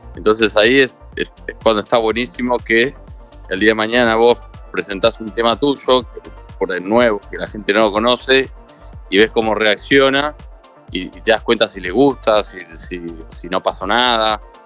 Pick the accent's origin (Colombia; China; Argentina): Argentina; Buenos Aires; soy productor de Argentina, Buenos Aires.